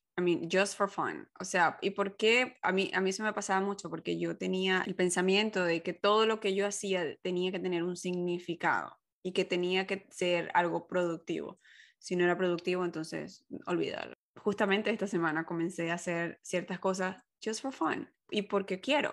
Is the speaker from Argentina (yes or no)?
no; Venezuela; moved away as an adult; yo vengo de Venezuela, en donde una sola estación